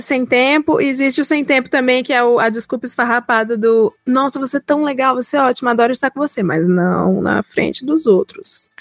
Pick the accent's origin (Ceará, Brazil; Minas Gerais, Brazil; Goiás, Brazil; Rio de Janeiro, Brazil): Ceará, Brazil; moved away as an adult; now in São Paulo, Brazil; sou cearense, sou do Nordeste